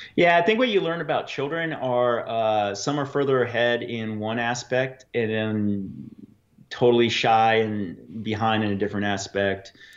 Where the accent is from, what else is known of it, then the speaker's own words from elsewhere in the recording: Fairbanks, Alaska, United States; also born or lived in Anchorage; I grew up in Fairbanks